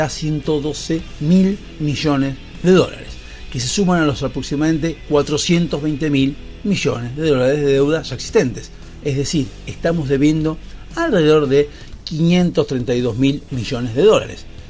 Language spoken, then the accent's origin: Spanish; Argentina; como ciudadanos argentinos